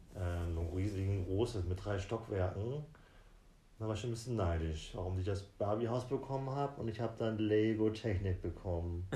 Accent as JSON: {"language": "German", "town": "Südergellersen", "region": "Lower Saxony", "country": "Germany", "tie": "born or raised there", "moved": "yes", "said": "ich komme vom, aus Lüneburg, aus dem schönen Landkreis Lüneburg, aus dem Dorf Südergellersen"}